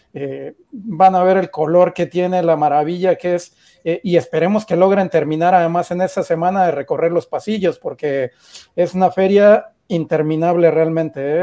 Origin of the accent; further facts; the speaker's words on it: Mexico; como mexicanos también creo que estamos orgullosos